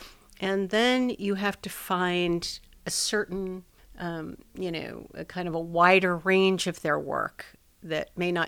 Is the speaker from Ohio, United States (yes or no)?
no; Los Angeles, California, United States; Well, I'm a native Los Angelino.